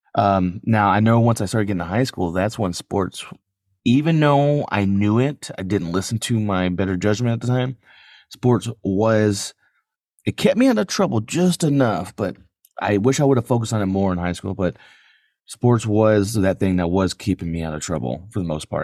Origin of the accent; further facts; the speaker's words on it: San Antonio, Texas, United States; I grew up in San Antonio.